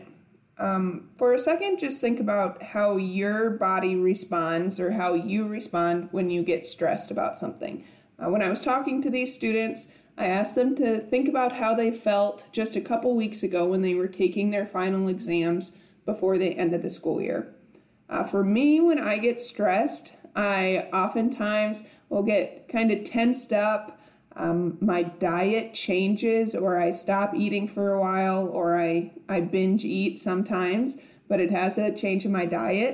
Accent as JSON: {"language": "English", "region": "South Dakota", "country": "United States", "tie": "born or raised there", "moved": "yes", "lives_now": "Nebraska, United States", "said": "growing up in South Dakota and now being in Nebraska"}